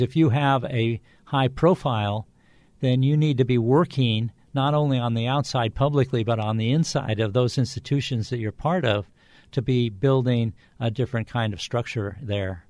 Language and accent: English; California, United States; I grew up in California